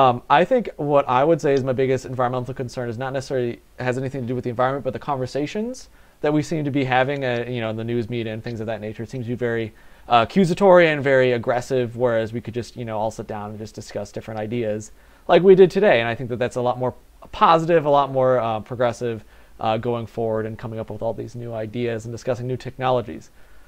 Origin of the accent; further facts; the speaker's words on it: Ireland; I'm an Irishman. We need big potato.